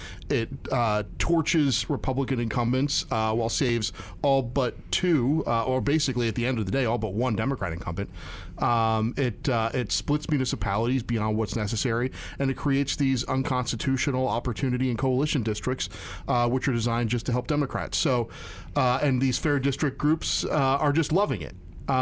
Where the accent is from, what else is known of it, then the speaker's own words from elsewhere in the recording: Perkasie, Pennsylvania, United States; when I was growing up in Perkasie, Pennsylvania